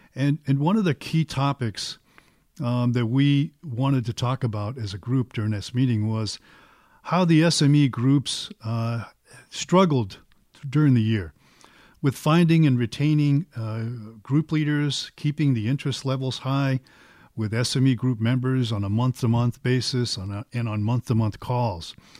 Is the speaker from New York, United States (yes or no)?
no; Boston, Massachusetts, United States; I'm from Boston, so it's probably, everything is wicked good